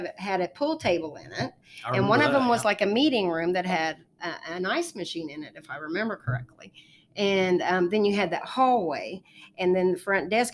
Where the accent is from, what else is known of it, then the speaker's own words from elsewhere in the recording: Enid, Oklahoma, United States; also born or lived in California; I've been here most of my life